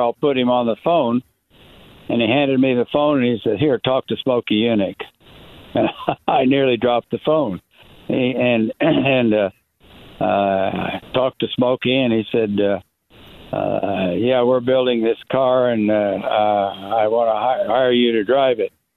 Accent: River Oaks, Texas, United States; also born or lived in Kansas; here in River Oaks, my hometown in Texas

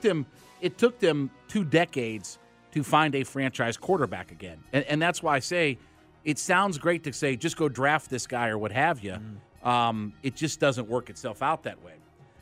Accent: Ohio, United States; I grew up with the Indians. I'm from Northeast Ohio, okay?

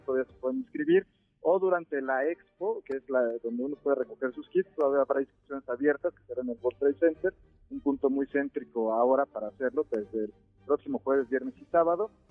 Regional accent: Mexico City, Mexico; somos los capitalinos

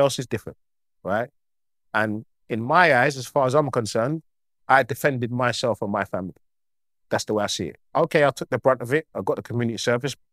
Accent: Croydon, London, United Kingdom; moved away as an adult; now in Cyprus; I'm a local boy, I'm from Croydon.

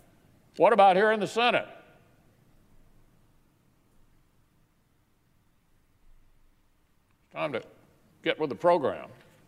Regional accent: Kentucky, United States; In my home state of Kentucky, the governor has effectively paused commerce across the state, and our unemployment system crashed due to demand.

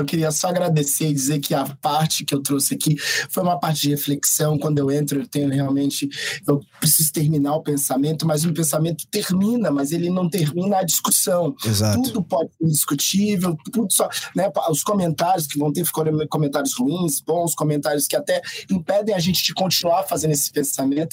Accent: Brazil; nós somos brasileiros há muito mais tempo que vocês

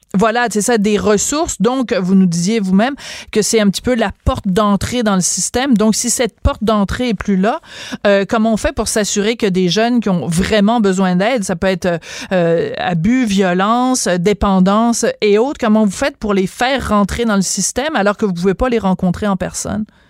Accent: Quebec, Canada; chez nous au Québec

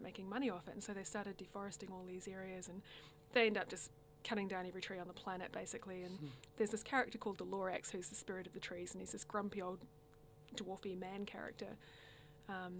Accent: Nelson, New Zealand; also born or lived in Porirua, New Zealand; I was born just outside of Wellington in a little town called Porirua, but moved at a very, very young age to the top of the South Island in New Zealand, in Nelson

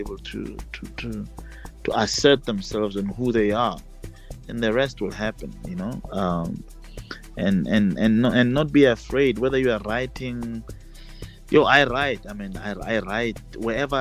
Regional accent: Mabopane, Gauteng, South Africa; also born or lived in Pretoria; I am from Mabopane, and my grandfather is from Winterfeld. We reside in 2039 Block A, Mabopane.

